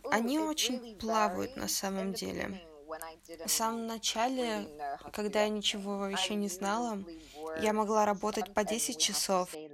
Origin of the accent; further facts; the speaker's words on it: Taiwan; поскольку я из Тайваня, и я не знала достаточно о китайской культуре